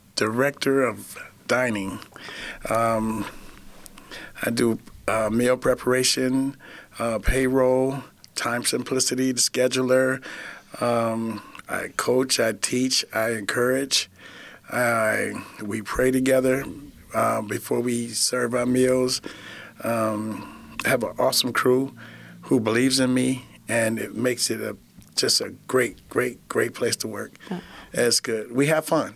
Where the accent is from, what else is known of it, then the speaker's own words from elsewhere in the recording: Flint, Michigan, United States; I was born and raised in Flint, Michigan